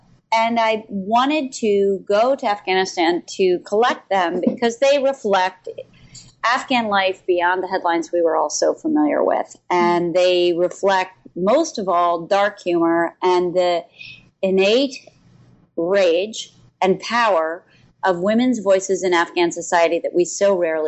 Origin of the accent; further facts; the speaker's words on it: Philadelphia, Pennsylvania, United States; also born or lived in Chicago / New Hampshire; I moved from Philadelphia to Chicago, and then I went to high school in New Hampshire.